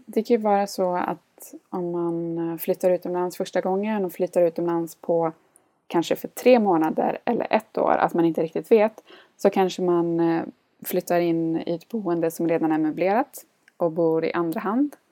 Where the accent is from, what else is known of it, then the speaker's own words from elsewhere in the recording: Gothenburg, Västra Götaland, Sweden; moved away as an adult; also born or lived in India / Munich / Finland; var jag och hälsade på hemma i Göteborg